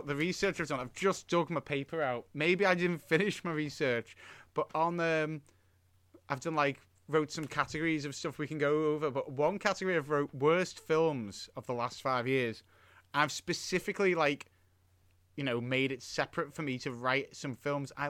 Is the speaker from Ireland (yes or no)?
no; United Kingdom; we're British.